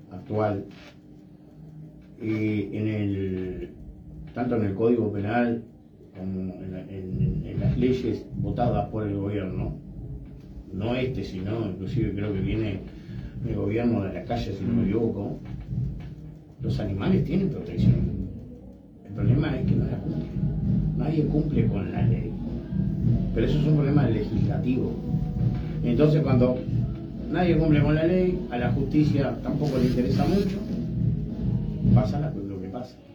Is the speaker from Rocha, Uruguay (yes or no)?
yes; Rocha, Uruguay; yo que soy allá de Rocha, dejar un caballo tirado en la calle porque no lo queremos más en tu casa.